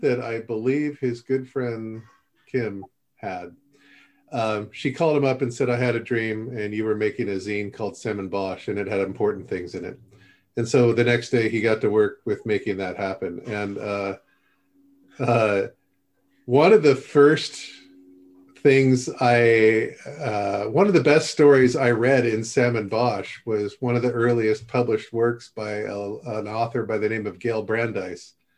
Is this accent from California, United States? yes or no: yes; Upland, California, United States; I'm just from there